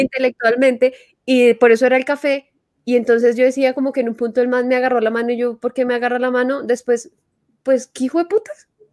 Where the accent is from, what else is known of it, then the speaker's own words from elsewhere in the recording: Paisa region, Antioquia, Colombia; accent: paisa; yo utilizo mucho mi acento paisa